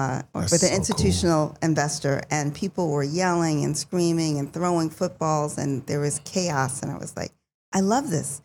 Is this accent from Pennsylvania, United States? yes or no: yes; Philadelphia, Pennsylvania, United States; I was raised in Philadelphia, but I frequented New Jersey in Roselle, New Jersey.